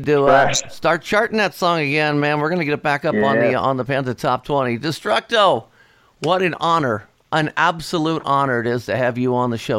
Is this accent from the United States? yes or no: yes; Dayton, Ohio, United States; Right here in Dayton, Ohio, my hometown.